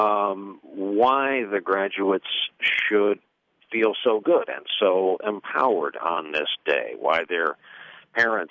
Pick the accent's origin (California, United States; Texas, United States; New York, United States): New York, United States; New York area, United States; I grew up in the New York area all my life